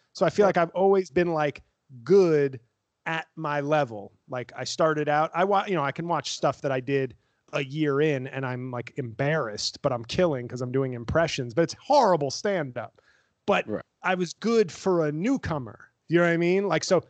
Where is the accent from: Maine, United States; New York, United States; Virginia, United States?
New York, United States; New York City; I was from the Bronx